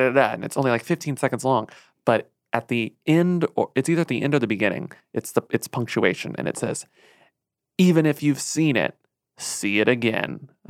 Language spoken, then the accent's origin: English; Texas, United States; As a Texan also.